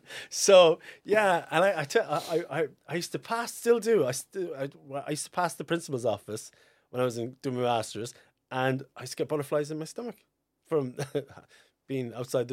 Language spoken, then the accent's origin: English; Fermoy, Munster, Ireland; Like, I'm from Fermoy, just outside Fermoy.